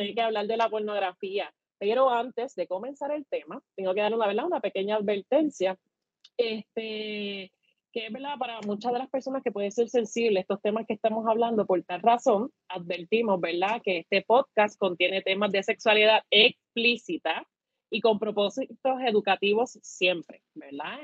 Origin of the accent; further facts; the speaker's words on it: Puerto Rico; como buenos boricuas